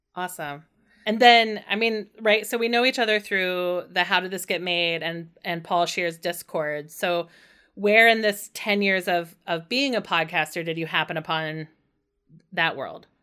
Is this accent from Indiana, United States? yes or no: yes; Indiana, United States; growing up in Indiana